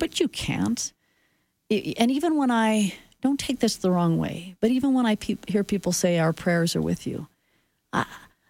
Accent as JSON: {"language": "English", "town": "Swift Current", "region": "Saskatchewan", "country": "Canada", "tie": "born or raised there", "moved": "yes", "lives_now": "Calgary, Canada", "said": "I grew up in Saskatchewan where you took buses to go to sporting events."}